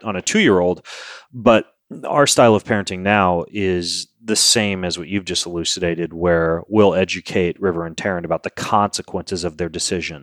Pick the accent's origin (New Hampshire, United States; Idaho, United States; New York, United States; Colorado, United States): Idaho, United States; Lewiston; I grew up in Lewiston, Idaho